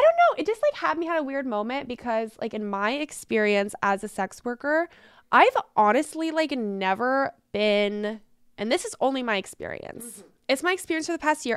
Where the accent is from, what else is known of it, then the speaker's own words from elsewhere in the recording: Hawaii, United States; moved away; But my dad lives there, so I was raised in Hawaii